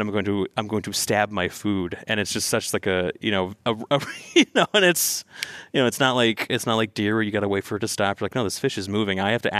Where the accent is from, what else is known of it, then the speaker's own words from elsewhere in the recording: Northern California, United States; I grew up in Northern California, you know, in a rural area